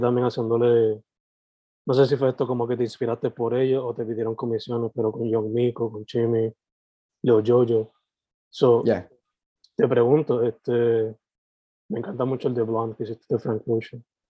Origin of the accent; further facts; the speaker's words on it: Vega Baja, Puerto Rico; no solamente de boricua, pero de cabajeño